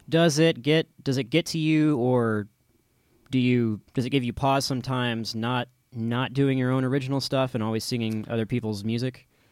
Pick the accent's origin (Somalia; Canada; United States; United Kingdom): United States; Austin, Texas; I'm an Austinite and I'm from Austin